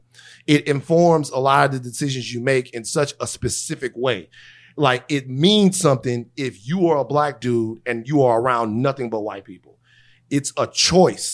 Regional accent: Louisiana, United States; where I'm from in Louisiana, the culture is like ridiculously strong

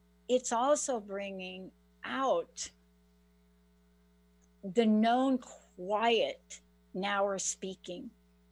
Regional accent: New York, United States; now in Washington State, United States; I live in Washington State. I'm from New York

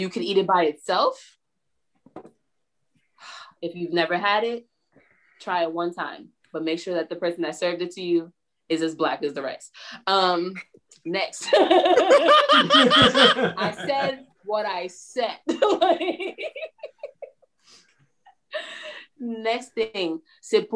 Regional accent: New York, United States; I'm from New York

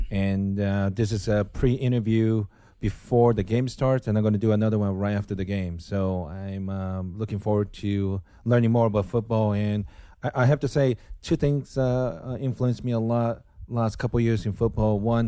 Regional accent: United States; as American, only football I know is National Football League and college football in United States.

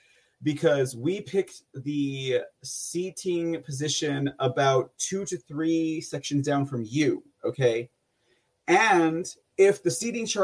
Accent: San Antonio, Texas, United States; also born or lived in Austin, Texas; I'm from San Antonio

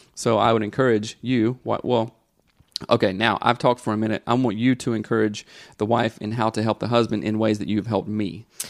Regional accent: the South, United States; growing up in the South, in the eighties and early nineties, everybody was a tough guy, everybody was a redneck

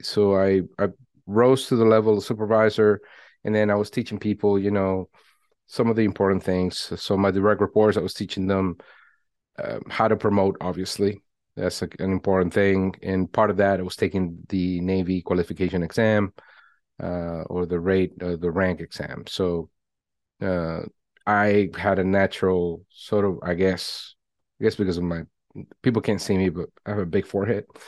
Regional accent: Venezuela; moved away; I was born in Venezuela, if we go way back

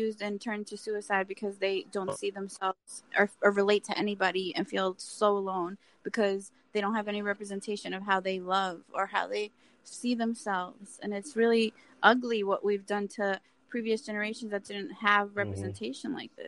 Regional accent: Colombia; born or raised there

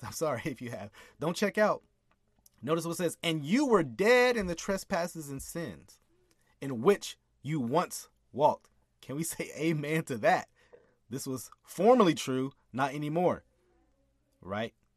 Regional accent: United States; I'm an American.

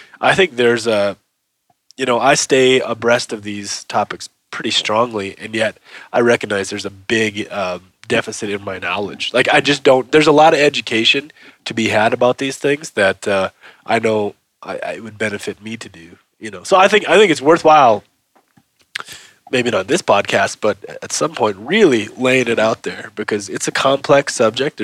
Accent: Minnesota, United States; moved away as an adult; also born or lived in Brooklyn, New York City; now in Bozeman, United States; I'm from Minnesota too

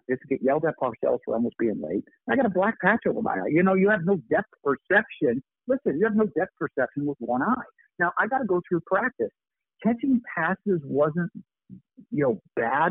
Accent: Buffalo, New York, United States; born or raised there

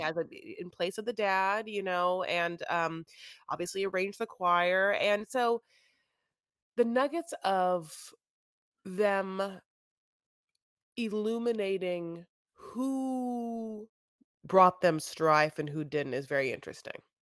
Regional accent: United States; I'm an American

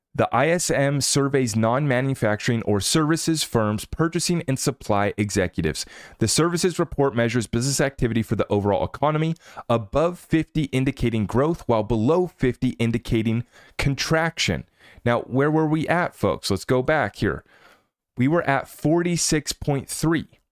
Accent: United States; as an American

